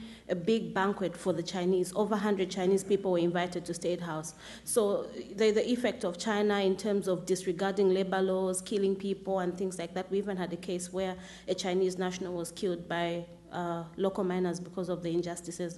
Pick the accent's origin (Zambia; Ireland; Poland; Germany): Zambia; now in Georgia, United States; I'm from Zambia.